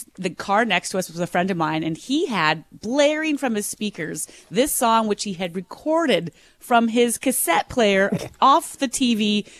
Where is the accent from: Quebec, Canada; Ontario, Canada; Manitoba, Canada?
Manitoba, Canada; Minnedosa; I don't know if you guys knew I grew up in Minnedosa